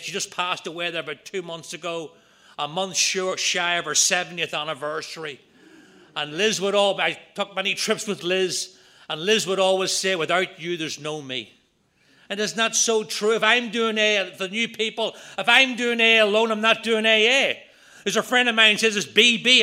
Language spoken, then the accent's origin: English; just outside of Belfast, Northern Ireland, United Kingdom; moved away; I'm from Ireland, Northern Ireland. I grew up just outside of Belfast.